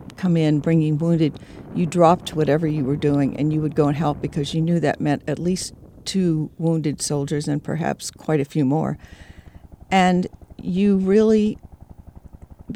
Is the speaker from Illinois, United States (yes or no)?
yes; Mascoutah, Illinois, United States; moved away as an adult; also born or lived in Belleville, Illinois; My hometown was Muscoota, Illinois, a town of about 2,500 at that time.